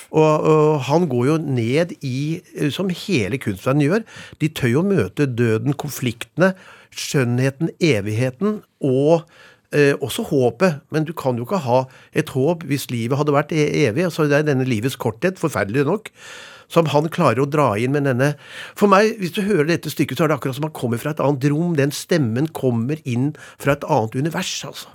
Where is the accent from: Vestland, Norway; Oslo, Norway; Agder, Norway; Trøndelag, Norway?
Oslo, Norway; Jeg vokste opp på Lille Langerud ved Ørstensjøvannet. Det er den første rekkehusbebyggelsen ca. 20 minutter utenfor Oslo